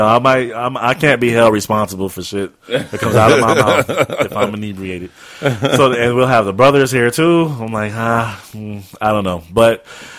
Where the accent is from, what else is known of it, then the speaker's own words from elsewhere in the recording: Brooklyn, New York, United States; I'm from Brooklyn. I ain't never fished in my life.